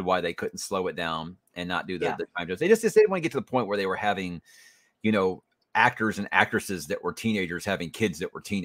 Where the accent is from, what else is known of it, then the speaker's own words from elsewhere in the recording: Houston, Texas, United States; I'm from Houston